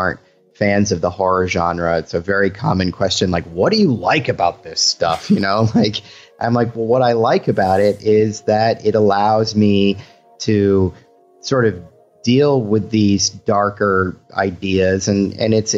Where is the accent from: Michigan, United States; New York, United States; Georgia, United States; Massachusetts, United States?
Massachusetts, United States; Boston; now in California, United States; I'm originally from Boston